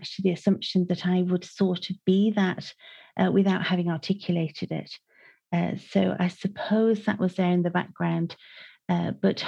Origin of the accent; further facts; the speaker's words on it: Manchester, North West England, United Kingdom; now in Ireland; I grew up in Manchester